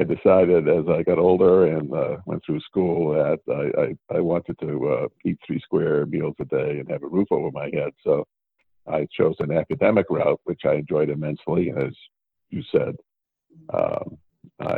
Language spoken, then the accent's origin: English; Worcester, Massachusetts, United States; now in Madison, United States; I'm originally from Worcester, Massachusetts. So originally I'm an East Coaster, but I've been in Wisconsin for about 50 years now